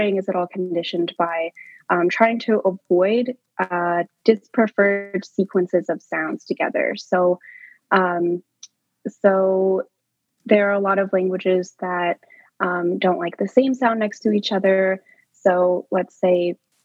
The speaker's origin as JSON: {"language": "English", "country": "United States", "tie": "born or raised there", "said": "I, as an American school child, learned Spanish in elementary school"}